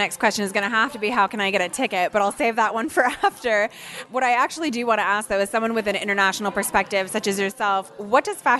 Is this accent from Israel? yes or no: no; Canada